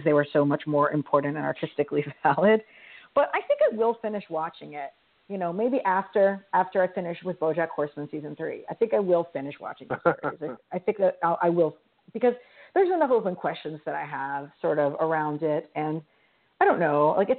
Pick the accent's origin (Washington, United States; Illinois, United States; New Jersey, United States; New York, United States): New York, United States; as a New Yorker